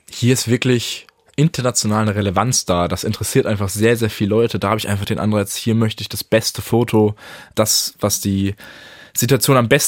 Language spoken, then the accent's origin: German; Karlsruhe, Baden-Württemberg, Germany; Äh, ich komme ursprünglich aus Karlsruhe und äh, habe deswegen auch so eine gewisse Sympathie mit dem KSC dort vor Ort.